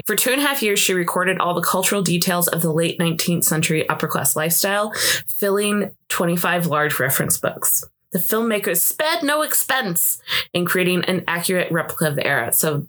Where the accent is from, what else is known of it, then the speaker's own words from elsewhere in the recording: Olmsted County, Minnesota, United States; I'm from Olmsted County.